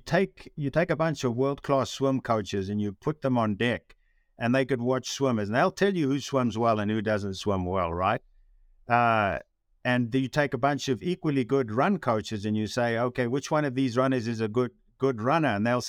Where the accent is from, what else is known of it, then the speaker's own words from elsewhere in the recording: South Africa; moved away; when I came from South Africa, where I didn't have that really strong distinction of what a runner should look like, right?